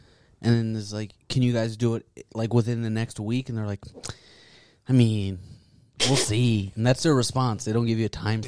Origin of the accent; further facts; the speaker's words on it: Addis Ababa, Ethiopia; now in Columbus, United States; I grew up in Addis, which is, like, a city